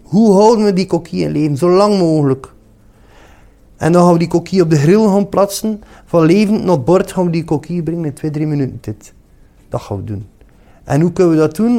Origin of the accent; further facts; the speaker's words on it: Ostend, Flanders, Belgium; Ik ben van Oostende